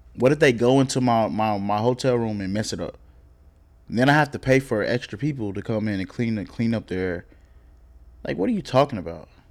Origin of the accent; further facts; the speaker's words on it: Oklahoma, United States; also born or lived in Texas; now in Dallas, United States; I'm from Oklahoma